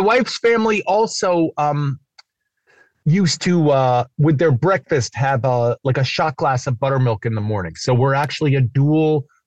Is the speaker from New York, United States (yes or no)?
yes; New York City, New York, United States; now in California, United States; I'm from New York City